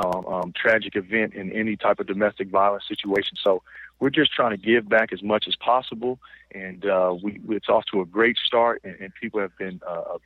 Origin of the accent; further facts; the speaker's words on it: Illinois, United States; moved away; That's where my wife is from, and we're both from Illinois